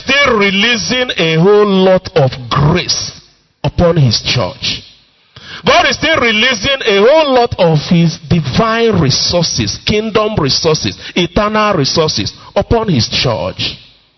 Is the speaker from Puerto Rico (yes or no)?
no; Enugu-Ezike, Enugu State, Nigeria; moved away; my hometown, you know, Umuahu, Enugu, Ezike